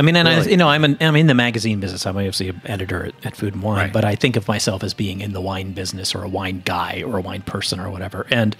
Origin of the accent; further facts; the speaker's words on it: Texas, United States; moved away; also born or lived in Boston; I grew up in Texas.